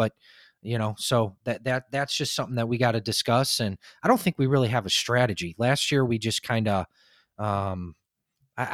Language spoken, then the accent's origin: English; Chicago, Illinois, United States; now in Texas, United States; I live in Texas now. I'm originally from Chicago